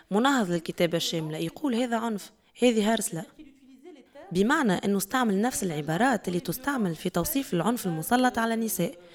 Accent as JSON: {"language": "Arabic", "country": "Tunisia", "said": "رغم كوني تونسية"}